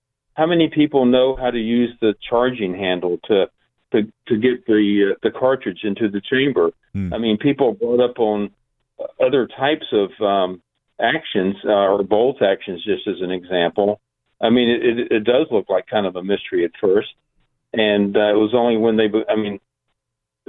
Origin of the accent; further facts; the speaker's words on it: United States; I'm an American